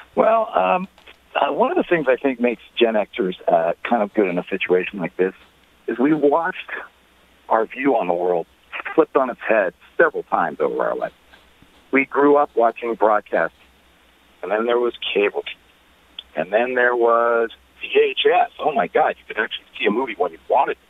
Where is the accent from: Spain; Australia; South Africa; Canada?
Canada; Toronto, Ontario; I'm born and raised in Toronto